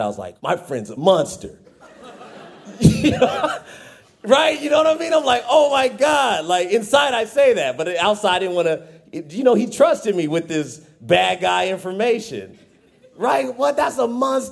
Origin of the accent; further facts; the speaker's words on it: Fresno, California, United States; I'm from Fresno